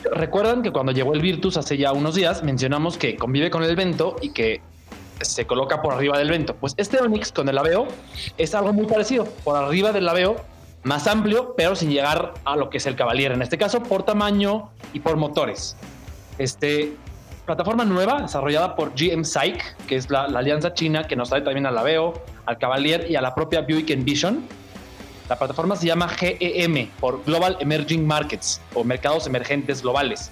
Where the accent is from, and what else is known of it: Mexico